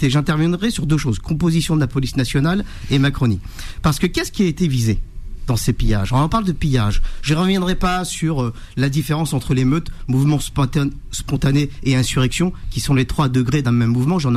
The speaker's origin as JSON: {"language": "French", "country": "France", "tie": "born or raised there", "said": "chez moi, là où j'ai grandi, dans la cité des Trois Villes."}